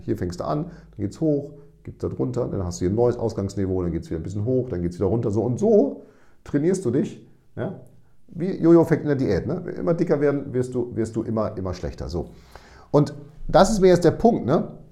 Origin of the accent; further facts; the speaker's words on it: Münster, North Rhine-Westphalia, Germany; ich komme aus Münster und da ist der Winter relativ nass